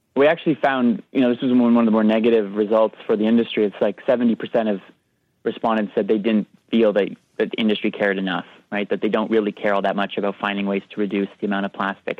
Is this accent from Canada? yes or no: yes; Canada; we're Canadian